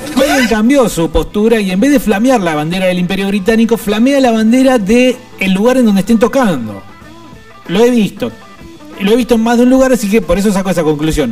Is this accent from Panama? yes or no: no; Argentina; nosotros como pueblo argentino